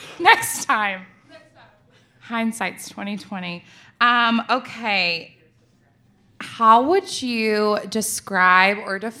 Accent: Tennessee, United States; moved away; I'm originally from Tennessee

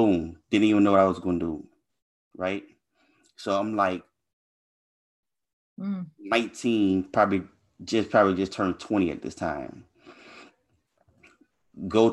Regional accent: Louisiana, United States; I was raised in Louisiana, so I grew up in a pretty bad neighborhood

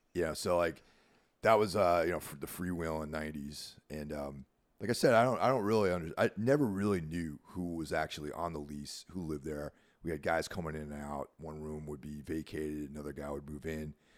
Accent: New York, United States; moved away as an adult; now in New Jersey, United States; I consider myself a New Yorker 'cause I was born in New York. Not, not in the city, but in the state, and spent most of my life living there

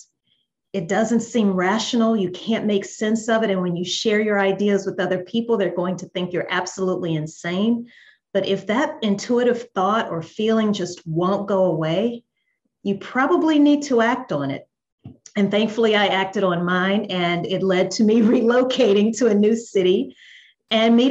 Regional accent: Louisiana, United States; moved away as an adult; also born or lived in New Orleans, Louisiana; now in Atlanta, United States; I'm originally from Louisiana here in the States.

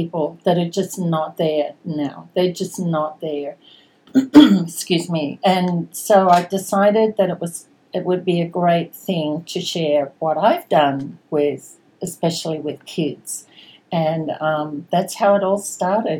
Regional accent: Sydney, New South Wales, Australia; moved away as an adult; also born or lived in Singapore; now in Houston, United States; I was born in Sydney, Australia, on the outskirts of Sydney, in a suburb called Epping, a very English name, and grew up there

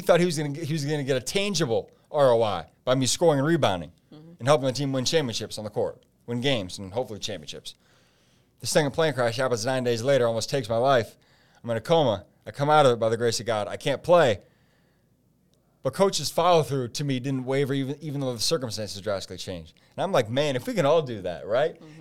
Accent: Fort Wayne, Indiana, United States; also born or lived in Michigan; my hometown of Fort Wayne

